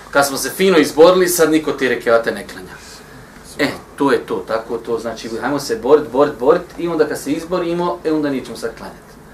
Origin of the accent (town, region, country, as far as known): Bosnia & Herzegovina